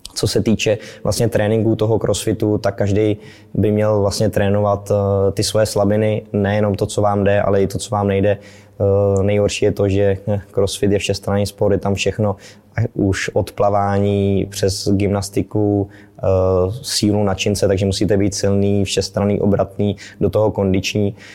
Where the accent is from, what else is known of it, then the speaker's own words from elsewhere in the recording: Prachatice, South Bohemian Region, Czechia; also born or lived in České Budějovice; tady navštěvoval místní Dynamo České Budějovice, kde jsem, kam jsem i vlastně z Prachatic dojížděl do školy fotbalové